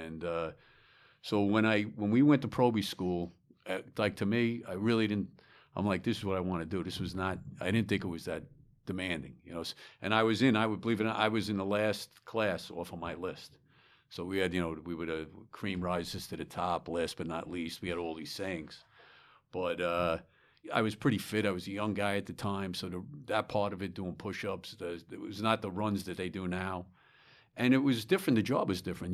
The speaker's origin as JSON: {"language": "English", "town": "Smithtown", "region": "New York", "country": "United States", "tie": "born or raised there", "also_born_or_lived": "Bronx, New York", "said": "I was born in the Bronx, and shortly, uh, thereafter, maybe when I was young, we moved out to Long Island, to Smithtown, Long Island"}